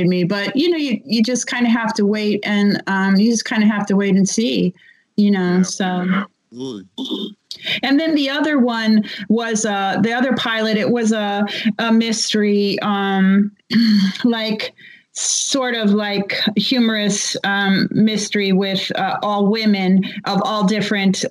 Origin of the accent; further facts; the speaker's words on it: Cleveland, Ohio, United States; I grew up in Cleveland, but I was like a really little girl in the 1960s